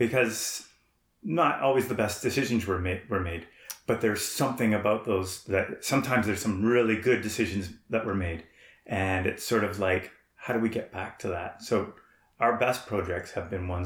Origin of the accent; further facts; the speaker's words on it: Toronto, Ontario, Canada; also born or lived in Pointe au Baril, Canada; now in Parry Sound, Canada; I'm originally from Toronto